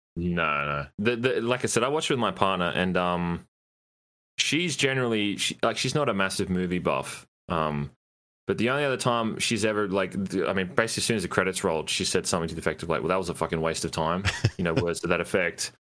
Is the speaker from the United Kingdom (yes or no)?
no; Australia; 'cause I live in it, obviously I'm Australian